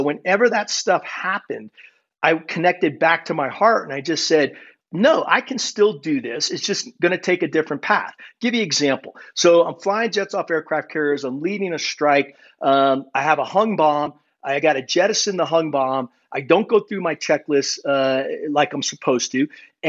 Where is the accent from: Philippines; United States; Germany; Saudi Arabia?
Germany; born there